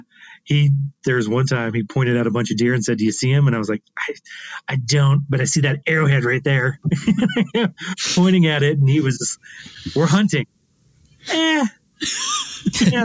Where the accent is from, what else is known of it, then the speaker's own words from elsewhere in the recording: Casper, Wyoming, United States; moved away as an adult; now in Alpine, Texas, United States; I was raised in Wyoming in Casper